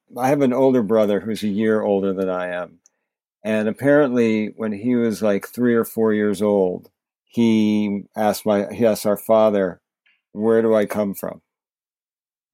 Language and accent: English; New Jersey, United States; also born or lived in New York; now in New York City, United States; I'm a New Yorker. Was born in New York. Grew up in New Jersey